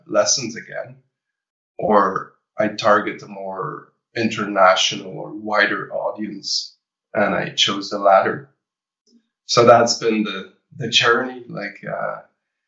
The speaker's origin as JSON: {"language": "English", "country": "Belgium", "tie": "born or raised there", "said": "I started the pop rock department for two different music academies here in Belgium."}